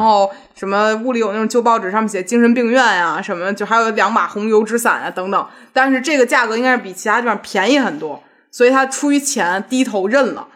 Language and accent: Chinese; Beijing, China; 我小时候就是上学，上，上学正好在胡同里头